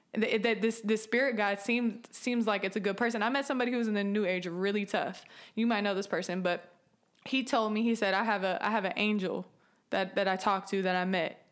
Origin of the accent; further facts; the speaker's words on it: San Francisco Bay Area, California, United States; moved away; I'm from California, the San Francisco Bay Area